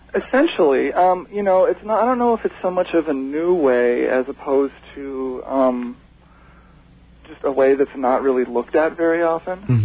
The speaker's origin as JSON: {"language": "English", "region": "Hawaii", "country": "United States", "tie": "born or raised there", "also_born_or_lived": "Seattle", "moved": "yes", "said": "I was raised in Hawaii."}